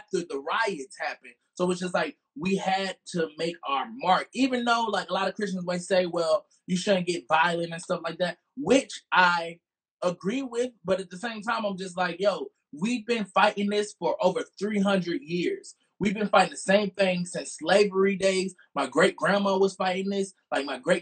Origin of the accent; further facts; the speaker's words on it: Montgomery, Alabama, United States; I'm from Montgomery, Alabama